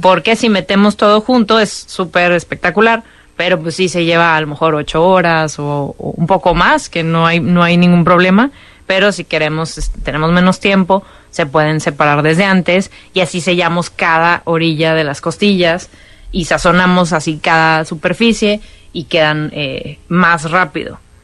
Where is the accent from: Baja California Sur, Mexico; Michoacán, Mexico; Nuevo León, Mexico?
Nuevo León, Mexico; Monterrey; siendo regia